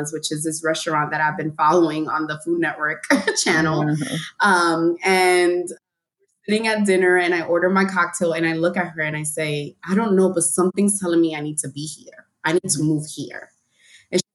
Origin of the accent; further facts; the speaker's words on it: New York City, New York, United States; accent: New York; moved away as an adult; also born or lived in Queens, New York; now in California, United States; I'm from Harlem.